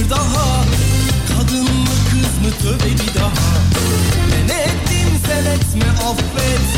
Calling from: Denizli, Turkey; Evet. Denizli'den

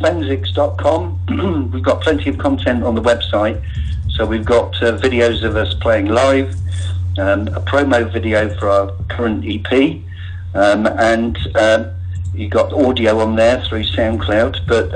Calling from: Westbury, South West England, United Kingdom; I'm calling from Westbury in Wiltshire.

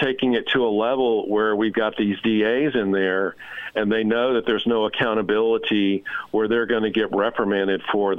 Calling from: the South, United States; I'm calling from the South.

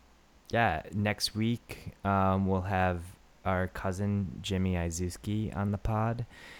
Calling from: Japan; I'm calling from Japan

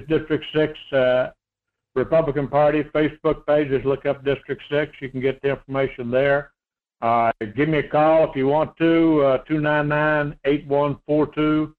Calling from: Homer, Alaska, United States; this is … down in Homer.

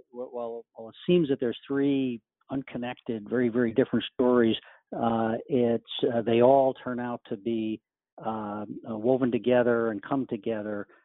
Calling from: Camas, Washington, United States; Greg, I'm in Camas, Washington, just across from Portland, Oregon.

